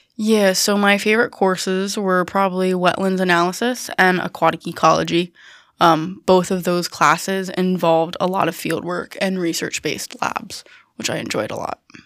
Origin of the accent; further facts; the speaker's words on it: Herndon, Pennsylvania, United States; moved away as an adult; also born or lived in Selinsgrove, Pennsylvania; I am originally from Herndon, Pennsylvania. I went to London High School.